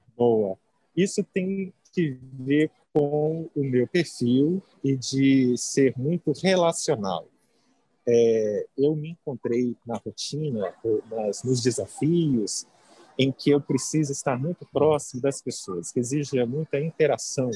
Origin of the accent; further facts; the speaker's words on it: Muriaé, Minas Gerais, Brazil; moved away as an adult; also born or lived in Belo Horizonte, Brazil; now in São Paulo, Brazil; Eu nasci no interior, eu sou de Muriaé, é, morei muito tempo em BH.